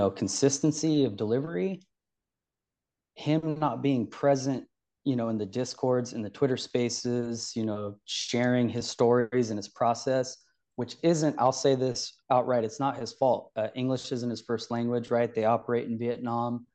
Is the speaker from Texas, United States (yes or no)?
no; Sacramento, California, United States; also born or lived in Bay Area; From California, the state capital, actually, my whole life. Spent some time in the Bay Area, a few years living there, but I'm pretty much Sacramento my whole life.